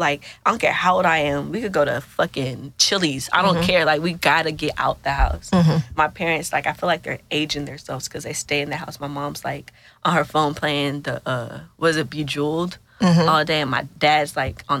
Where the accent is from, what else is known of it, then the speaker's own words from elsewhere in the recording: Killeen, Texas, United States; I'm from Killeen, Texas